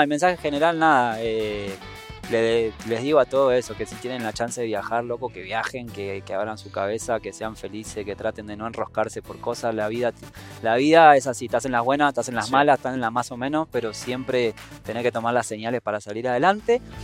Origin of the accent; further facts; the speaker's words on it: Buenos Aires, Argentina; moved away as an adult; also born or lived in Patagonia / Antigua Guatemala; now in Guatemala; viviendo en Guate, que vi muchos contrastes desde donde yo soy, de Buenos Aires, Argentina